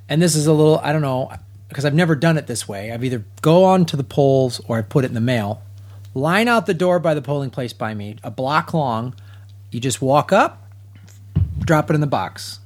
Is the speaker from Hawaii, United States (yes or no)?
no; Chicago, Illinois, United States; I'm from Chicago